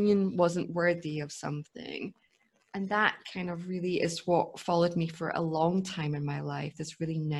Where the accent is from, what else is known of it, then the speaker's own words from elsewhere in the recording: Scotland, United Kingdom; I grew up in Scotland